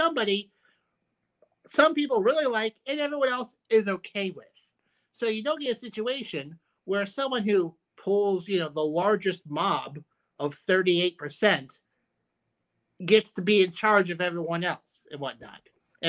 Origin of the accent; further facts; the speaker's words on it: Ireland; maybe because I'm biased because I'm Irish, is the Irish system.